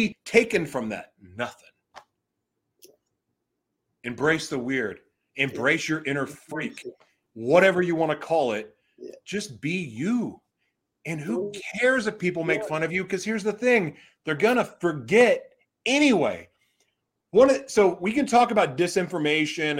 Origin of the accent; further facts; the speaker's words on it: Oklahoma, United States; moved away as an adult; also born or lived in Laguna, California; there's a guy that I grew up with in Oklahoma. We went to high school together